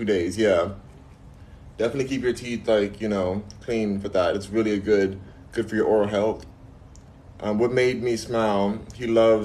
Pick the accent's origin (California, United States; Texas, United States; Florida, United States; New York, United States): California, United States; Los Angeles; I'm from Los Angeles, LA gang